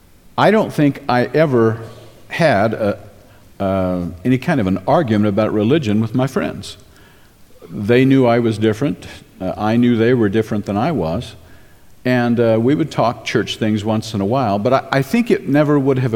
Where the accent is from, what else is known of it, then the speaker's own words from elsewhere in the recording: Baton Rouge, Louisiana, United States; I was born and reared in Baton Rouge, Louisiana. That meant that most all of my friends were either Southern Baptist or Roman Catholic.